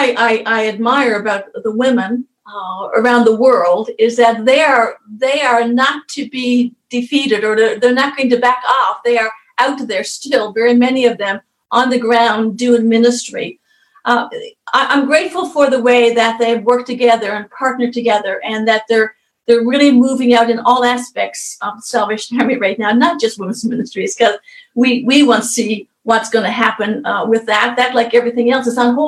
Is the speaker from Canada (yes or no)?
yes; Newfoundland and Labrador, Canada; moved away; we're Canadian officers from Newfoundland, the island of Newfoundland